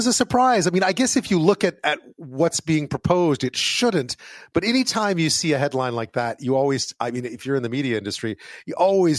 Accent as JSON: {"language": "English", "town": "Montreal", "region": "Quebec", "country": "Canada", "tie": "born or raised there", "said": "my hometown paper, the Montreal Gazette."}